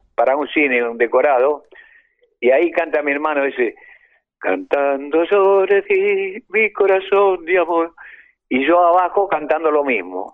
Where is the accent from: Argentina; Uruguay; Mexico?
Argentina; Bahía Blanca, Buenos Aires Province; moved away; also born or lived in Colombia; salí este, de Bahía Blanca con mi hermana Irma del Valle